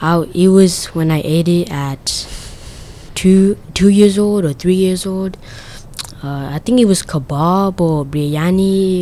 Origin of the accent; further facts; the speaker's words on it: Afghanistan; I'm Muslim, so yeah, and I'm from Afghanistan